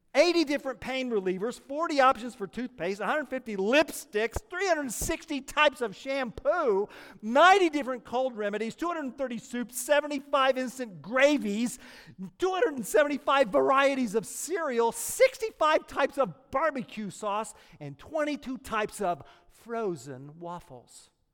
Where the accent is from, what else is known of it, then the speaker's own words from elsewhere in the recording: Oklahoma, United States; moved away; I'm from Oklahoma